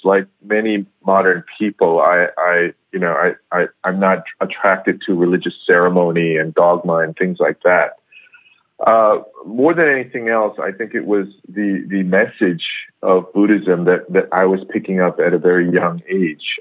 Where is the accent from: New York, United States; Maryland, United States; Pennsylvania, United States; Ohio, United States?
New York, United States; first language English; moved away as an adult; now in Korea; born and raised in in uh, New York